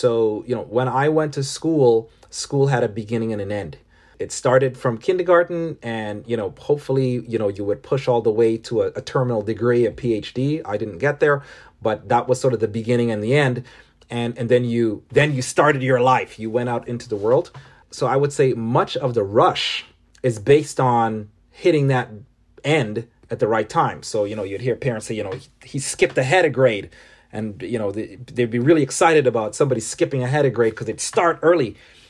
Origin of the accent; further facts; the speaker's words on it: Toronto, Ontario, Canada; born there; also born or lived in Caribbean; I was born in Toronto, but spent a large portion of my formative years growing up in the Caribbean.